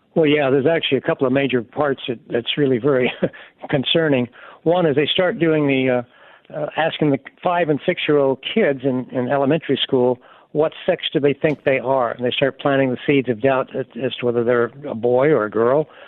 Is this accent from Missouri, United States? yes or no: no; Alabama, United States; I'm from Alabama